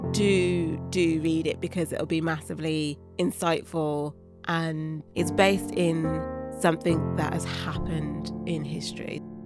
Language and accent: English; Birmingham, West Midlands, United Kingdom; also born or lived in London; I was born in Birmingham